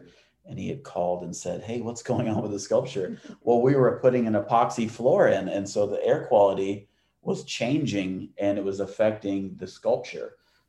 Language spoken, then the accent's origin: English; Atlanta, Georgia, United States; I grew up in Atlanta.